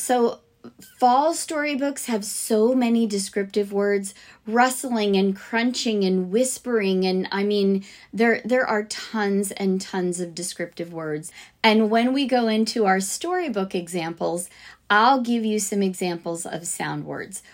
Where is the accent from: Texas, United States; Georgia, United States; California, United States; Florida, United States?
Florida, United States; Fort Lauderdale; now in Alabama, United States; I grew up in South Florida, like way south, Fort Lauderdale area.